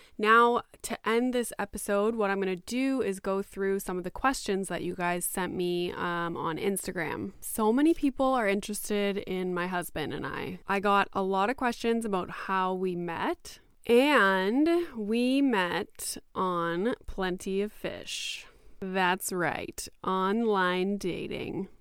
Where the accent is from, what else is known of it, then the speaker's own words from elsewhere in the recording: Canada; also born or lived in Greater Toronto Area; I am Canadian.